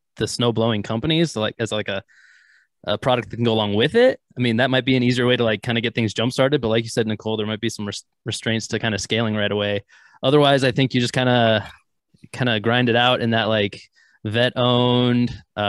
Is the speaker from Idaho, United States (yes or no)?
yes; North Idaho, United States; moved away; I'm not quite from Canada, but North Idaho originally